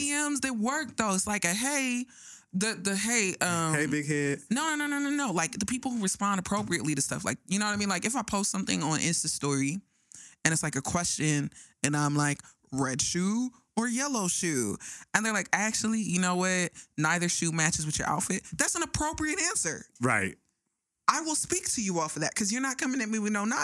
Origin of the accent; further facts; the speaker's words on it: Nigeria; Both my parents are Nigerian, right?